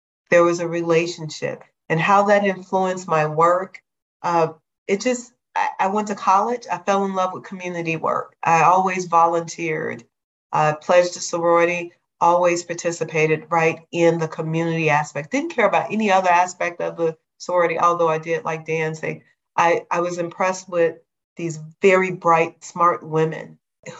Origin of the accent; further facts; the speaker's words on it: Chicago, Illinois, United States; I grew up in Chicago